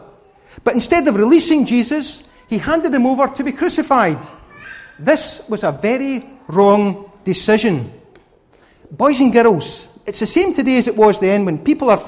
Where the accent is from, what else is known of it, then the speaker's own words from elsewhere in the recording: Scotland, United Kingdom; I'm a Scotsman